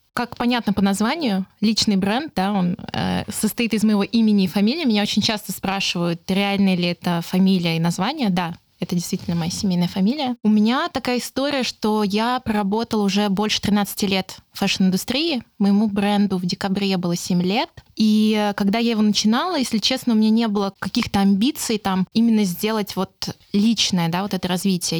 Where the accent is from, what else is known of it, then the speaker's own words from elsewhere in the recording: Saint Petersburg, Russia; я сама из Питера